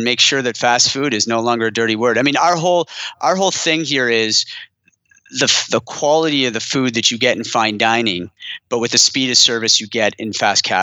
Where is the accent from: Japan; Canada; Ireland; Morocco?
Canada; Ottawa, Ontario; moved away; also born or lived in Montreal / Boston; I'm from Ottawa originally. I lived in Montreal a long time and a brief stint in Boston in the US while I was at David's Tea, but moved back to Ottawa with my family